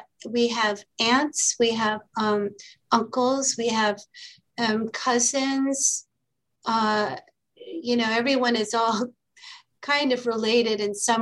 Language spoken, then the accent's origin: English; Iraq; also born or lived in Kuwait / Lebanon; growing up in the Arab world, in Iraq, in Kuwait, in Lebanon, a few different times